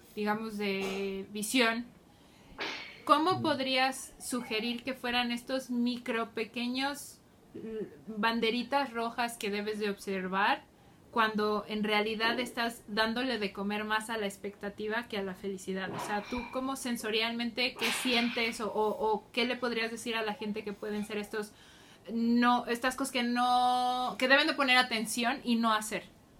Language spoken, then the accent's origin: Spanish; Mexico; como mexicanos